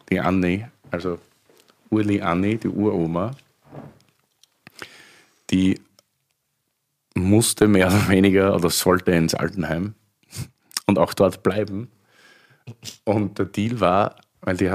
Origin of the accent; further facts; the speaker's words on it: Styria, Austria; ich bin eigentlich Steirer.